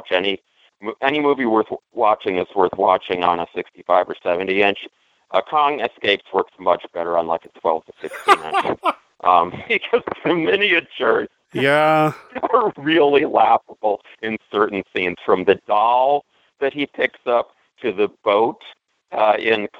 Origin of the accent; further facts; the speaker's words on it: Milwaukee, Wisconsin, United States; moved away; I am going to Milwaukee. My first trip back to my hometown since before the pandemic